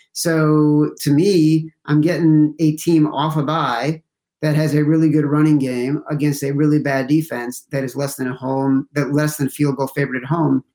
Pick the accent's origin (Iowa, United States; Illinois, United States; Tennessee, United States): Illinois, United States; Chicago; I grew up in Chicago